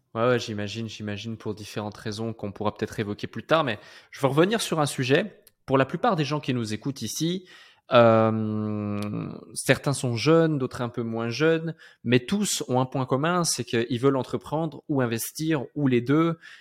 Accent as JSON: {"language": "French", "country": "Switzerland", "tie": "born or raised there", "moved": "as an adult", "said": "je suis né en Suisse, j'ai grandi en Suisse, j'ai fait mes 22, 23 premières années de ma vie en Suisse"}